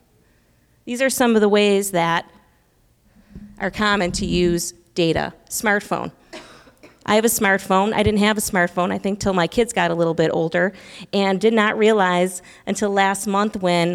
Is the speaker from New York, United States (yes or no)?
yes; Buffalo, New York, United States; now in Illinois, United States; I'm from Buffalo, New York